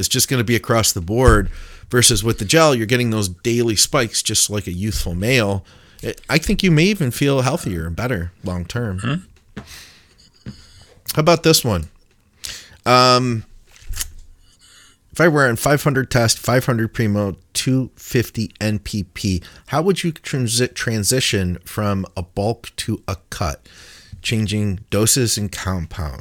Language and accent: English; Detroit, Michigan, United States; I am from Detroit